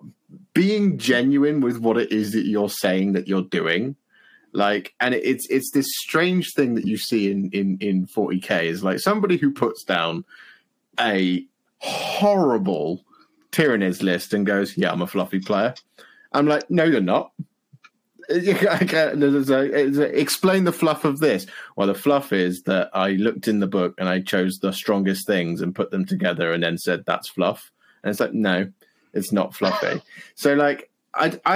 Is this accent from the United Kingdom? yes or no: yes; West Country, South West England, United Kingdom; I hail from the West Country. I grew up as a country bumpkin